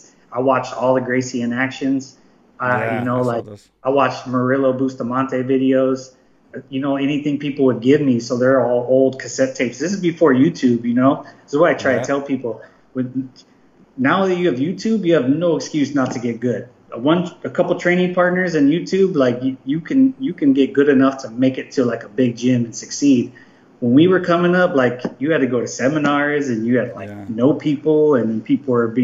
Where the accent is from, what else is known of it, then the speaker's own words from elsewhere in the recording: Palm Springs, California, United States; I'm from Palm Springs.